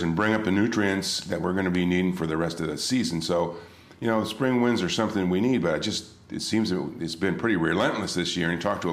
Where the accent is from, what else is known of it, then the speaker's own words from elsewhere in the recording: Modesto, California, United States; moved away as an adult; now in Dana Point, United States; I was born in Modesto, California, San Joaquin Valley. I'm 66 years old